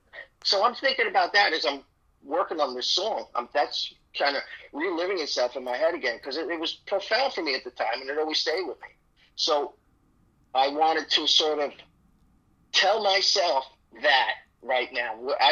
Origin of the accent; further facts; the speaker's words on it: Ireland; I'm Irish, so I can't tell a short story.